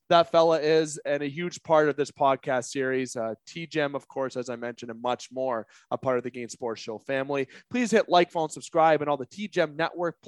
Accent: Canada; as a Canadian

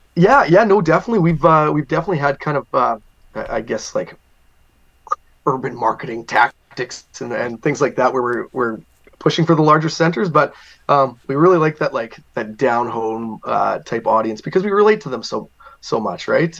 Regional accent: Binscarth, Manitoba, Canada; A town called Binscarth, Manitoba. There was around 350 people there when I grew up

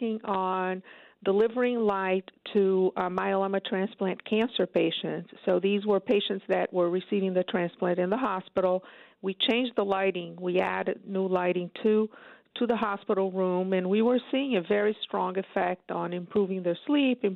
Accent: Brazil; moved away as an adult; also born or lived in upstate New York, United States; now in New York, United States; I'm originally from Brazil, but I've been in upstate for over 25 years

